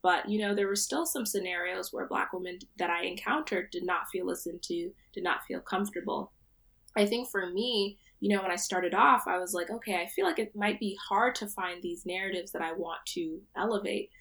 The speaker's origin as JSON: {"language": "English", "region": "central New Jersey", "country": "United States", "tie": "born or raised there", "moved": "as an adult", "lives_now": "Providence, United States", "said": "I'm from central New Jersey. Uh, my parents are Nigerian, uh, but I was born here, so I identify as a Nigerian American woman"}